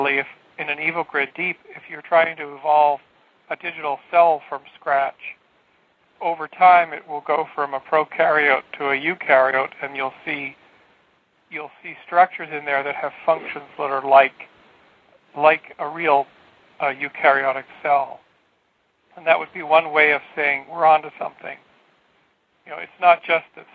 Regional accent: Canada; I'm from Canada

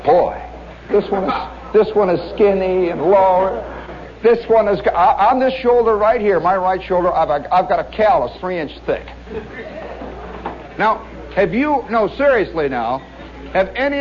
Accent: Chicago, Illinois, United States; moved away; I come from Chicago

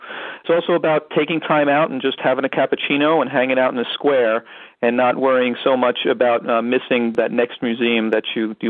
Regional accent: New York City, New York, United States; moved away; I'm originally from New York City

